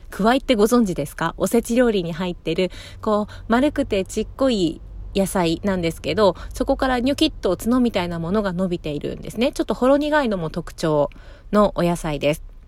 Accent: Fuchu, Japan; 私の地元府中市

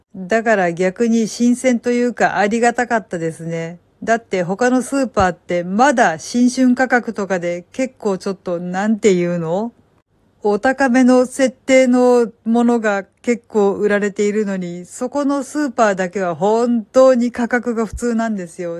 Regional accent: Kansai, Japan; now in Kanto, Japan; 私が関西人だからですか。

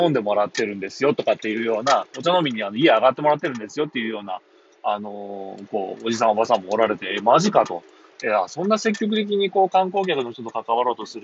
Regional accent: Shimonoseki, Yamaguchi, Japan; 私の地元、豊富町に

